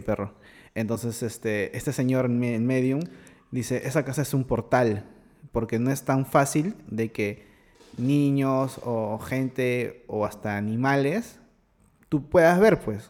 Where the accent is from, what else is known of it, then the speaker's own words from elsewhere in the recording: Lima, Peru; en mi casa, donde me crié, en Los Olivos